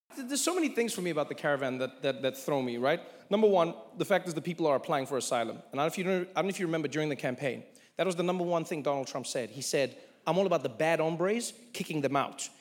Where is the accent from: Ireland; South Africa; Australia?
South Africa; now in United States; as a South African